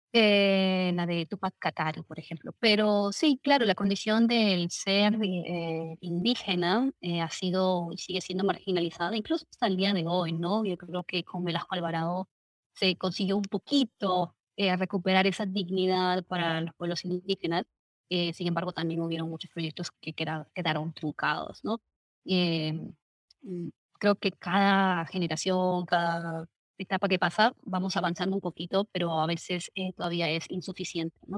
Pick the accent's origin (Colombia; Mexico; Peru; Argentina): Peru; Lima Provinces; yo no soy de Lima eh, metropolitana, Lima provincias